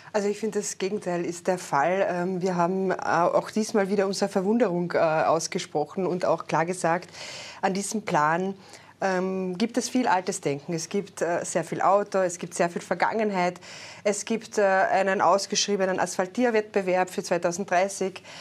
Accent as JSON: {"language": "German", "region": "Carinthia", "country": "Austria", "said": "Ich komme aus Kärnten, aus einer kleineren Gemeinde"}